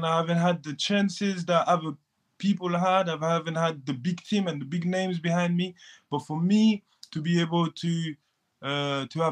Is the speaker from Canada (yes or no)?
no; France; also born or lived in Ivory Coast; now in United Kingdom; I'm from France